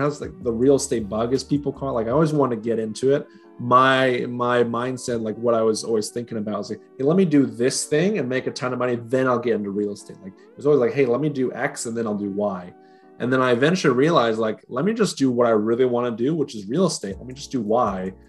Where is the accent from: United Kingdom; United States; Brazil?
United States; Utah; also born or lived in Washington; now in Gainesville, United States; So I was born in Washington, but I was really raised in Utah. That's where I spent most of my years there.